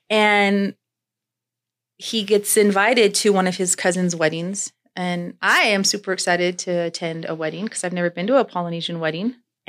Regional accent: Northern California, United States; moved away as an adult; I'm from Northern California

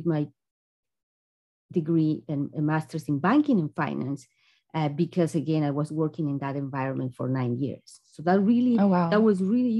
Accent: Bolivia; moved away as an adult; also born or lived in Ukraine; now in United States; I am originally from Bolivia

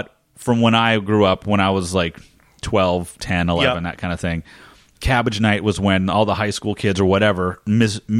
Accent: New Jersey, United States; I grew up in New Jersey and did a lot of trick-or-treating in New Jersey

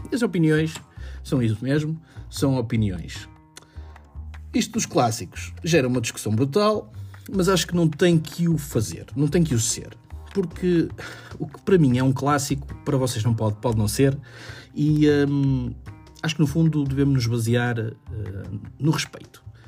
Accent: Vila Nova de Gaia, Norte, Portugal; sou de Vila Nova de Gaia

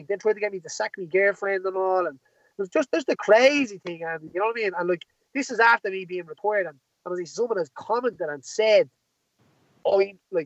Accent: Tallaght, Leinster, Ireland; Tally's my hometown

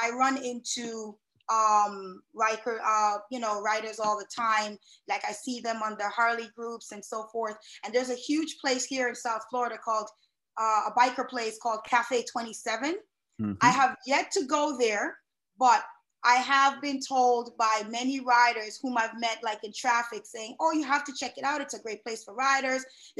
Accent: Jamaica; But, you know, growing up in Jamaica, it's a huge bike culture there.

